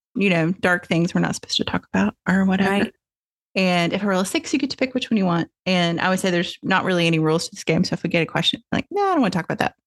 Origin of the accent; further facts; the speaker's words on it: Tennessee, United States; moved away as an adult; now in California, United States; I grew up in Tennessee